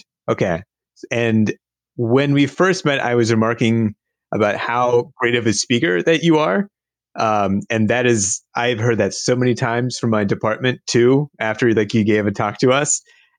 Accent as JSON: {"language": "English", "town": "Cincinnati", "region": "Ohio", "country": "United States", "tie": "born or raised there", "also_born_or_lived": "Bloomington, Indiana", "moved": "as an adult", "said": "I grew up in Cincinnati, Ohio, and then went to school at Indiana University for undergrad in Bloomington, which is, you know, 2.5 hours away."}